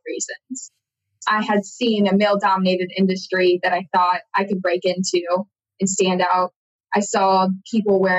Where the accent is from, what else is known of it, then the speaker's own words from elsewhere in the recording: Iowa, United States; moved away; I'm originally from Iowa, beautiful state of Iowa in the Midwest, which a lot of people know as the flyover states. And that's where my family still is today